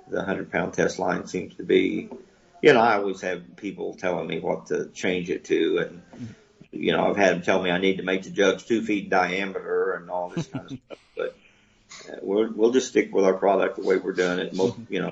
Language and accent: English; Oklahoma, United States; we we deep fat fry everything. I'm I'm from Oklahoma